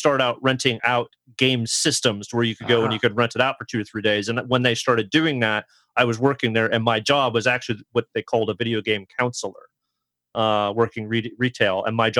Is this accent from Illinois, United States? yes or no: no; Southern California, United States; I grew up in Southern California.